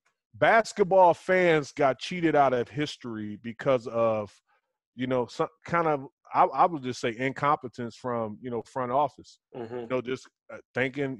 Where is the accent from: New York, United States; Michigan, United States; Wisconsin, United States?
Wisconsin, United States; Racine; I grew up in Racine, Wisconsin